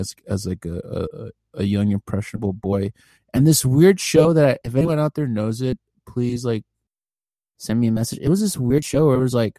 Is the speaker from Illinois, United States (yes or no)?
no; California, United States; I was born and raised in California